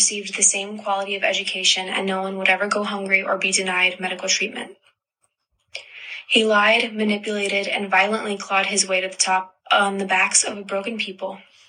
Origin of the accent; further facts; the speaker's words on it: United States; I'm a second-generation American and the granddaughter of Cuban immigrants.